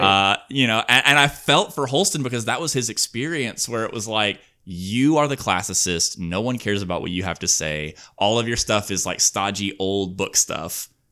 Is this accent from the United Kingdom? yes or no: no; Alabama, United States; now in California, United States; I grew up in Alabama